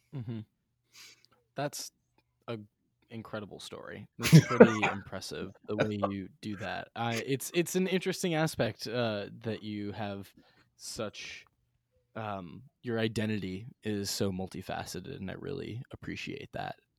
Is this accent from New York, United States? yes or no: yes; Bellport, New York, United States; I grew up in Bellport, New York, uh, South Shore of Long Island